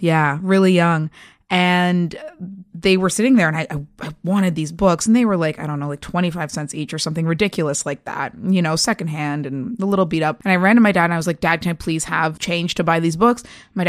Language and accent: English; Toronto, Ontario, Canada; Well, I'm a Toronto girl, born and bred, and I've been reading comics since I was about 7 years old